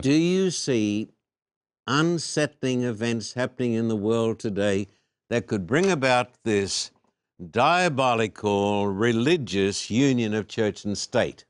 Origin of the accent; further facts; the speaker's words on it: Australia; moved away; I was brought up in Australia